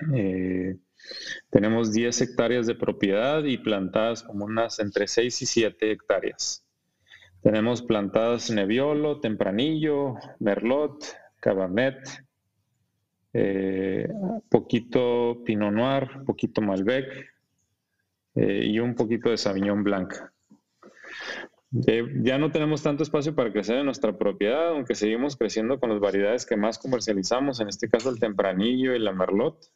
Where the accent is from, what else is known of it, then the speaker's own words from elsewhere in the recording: Ensenada, Baja California, Mexico; also born or lived in Monterrey; soy de Ensenada